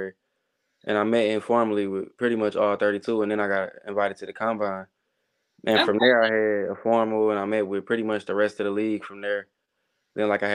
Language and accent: English; Detroit, Michigan, United States; moved away as an adult; now in Kansas City, United States; I'm from Detroit.